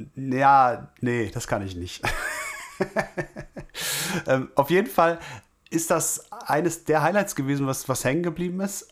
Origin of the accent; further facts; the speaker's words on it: Wülfrath, North Rhine-Westphalia, Germany; hier bei uns in Wülfrath